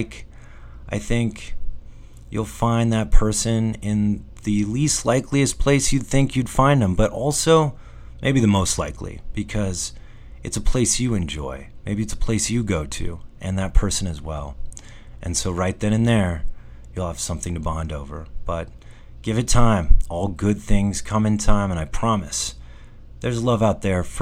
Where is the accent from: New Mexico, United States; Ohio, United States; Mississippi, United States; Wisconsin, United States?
New Mexico, United States; Being back in New Mexico, sure, it's my hometown